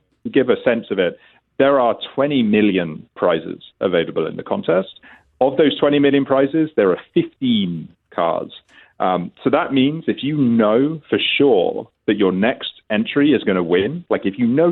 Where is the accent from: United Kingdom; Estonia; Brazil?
United Kingdom; England; now in Ontario, Canada; as you may be able to detect from my accent, I'm originally from England.